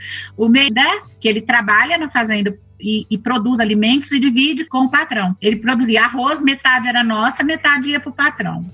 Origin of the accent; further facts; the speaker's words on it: Ipuã, São Paulo, Brazil; now in Ipameri, Brazil; lá em Ipuã, São Paulo, onde eu nasci. E meu pai é, plantava arroz, plantava feijão, é, legumes, minha mãe tinha uma horta né? Eu era pequenininha, eu levava almoço para ele lá na roça